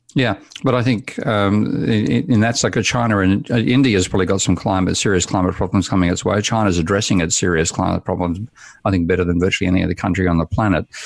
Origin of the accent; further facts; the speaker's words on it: Australia; I was born in Australia in nineteen fifty-three, and so I was at school by fifty, fifty-seven, fifty-eight